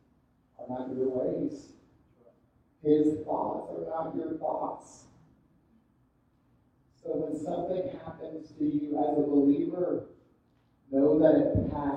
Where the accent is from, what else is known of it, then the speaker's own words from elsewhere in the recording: Fort Lauderdale, Miami area, South Florida, United States; I grew up in South Florida, Fort Lauderdale, Miami area